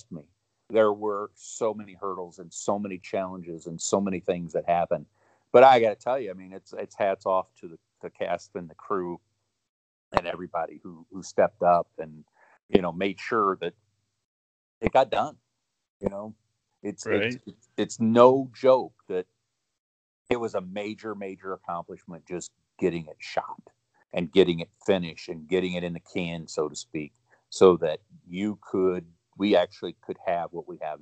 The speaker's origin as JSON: {"language": "English", "area": "Chicago suburbs", "region": "Illinois", "country": "United States", "said": "I'm from the Chicago area, I'm from the Chicago suburbs"}